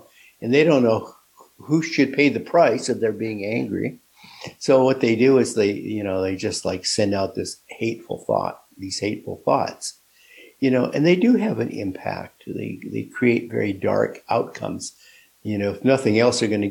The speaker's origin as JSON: {"language": "English", "town": "Seattle", "region": "Washington", "country": "United States", "tie": "born or raised there", "said": "I'm from Seattle"}